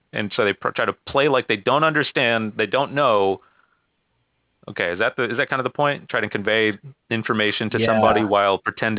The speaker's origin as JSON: {"language": "English", "town": "Dallas", "region": "Texas", "country": "United States", "said": "I'm from Dallas."}